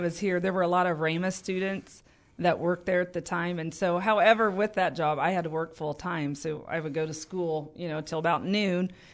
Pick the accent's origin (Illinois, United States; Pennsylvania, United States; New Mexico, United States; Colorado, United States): Illinois, United States; Paris; also born or lived in Tulsa, Oklahoma; we moved back to my hometown in Paris and just plugged into my home church